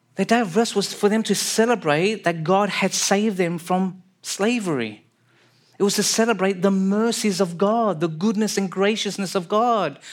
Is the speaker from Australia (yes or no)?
yes; Sydney, New South Wales, Australia; moved away as an adult; now in British Columbia, Canada; I was born and raised in Sydney, Australia.